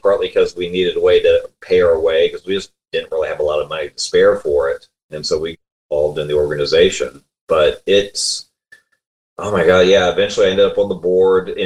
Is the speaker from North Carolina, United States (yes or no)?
no; Columbia, South Carolina, United States; moved away as an adult; now in Richmond, United States; We grew up in Columbia, South Carolina, which is the capital there.